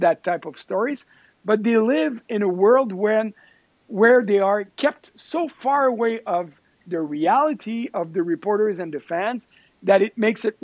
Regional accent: Quebec City, Quebec, Canada; also born or lived in Stockholm, Sweden / Montreal; I was born in Quebec City

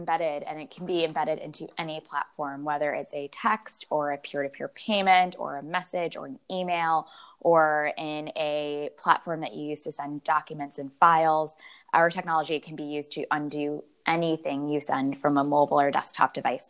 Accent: Chicago, Illinois, United States; moved away; I'm from Chicago.

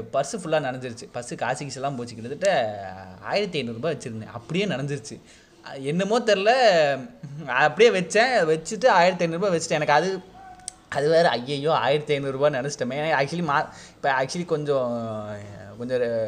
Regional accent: Kumbakonam, Tamil Nadu, India; also born or lived in Chennai; நான் சின்ன வயசில் வந்து கும்பகோணத்தில் வளர்ந்தேன் ஒரு சென்னையில் பிறந்து ஒரு ஒரு அஞ்சு வருஷம் இருந்தால் அப்புறம் ஒரு குறிப்பிட்ட ஒரு ரெண்டு மூணு வருஷம் வந்து நான் கும்பகோணத்தில் இருந்தேன்

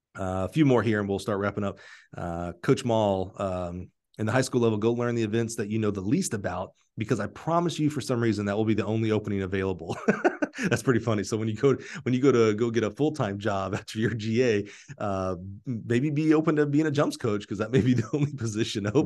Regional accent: Alabama, United States; I was from Alabama

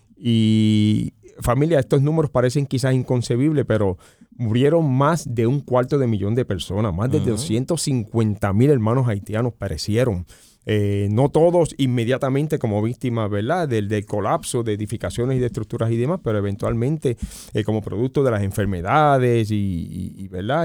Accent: United States; nosotros como nación norteamericana

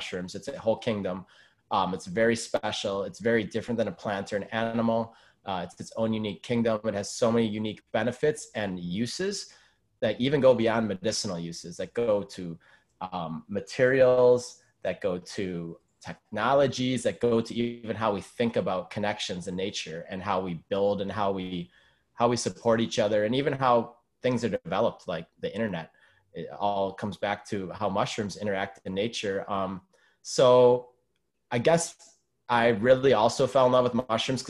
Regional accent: Madison, Wisconsin, United States; I'm originally from Wisconsin, from Madison, Wisconsin, the capital

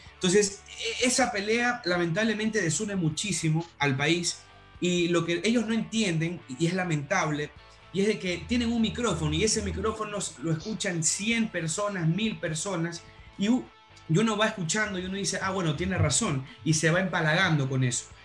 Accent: Ecuador; nosotros como ecuatorianos

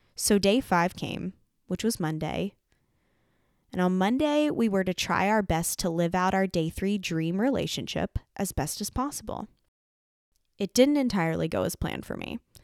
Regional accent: Lancaster County, Pennsylvania, United States; moved away as an adult; also born or lived in Nashville, Tennessee; I had never lived outside of Lancaster County, Pennsylvania

